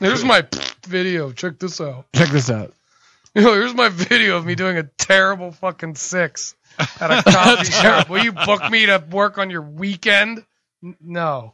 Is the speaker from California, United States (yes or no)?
no; Pittsburgh, Pennsylvania, United States; now in Los Angeles, United States; I'm from Pittsburgh